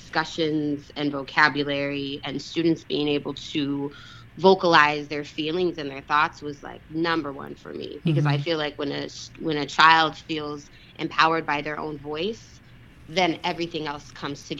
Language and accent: English; Denver, Colorado, United States; I grew up in Denver.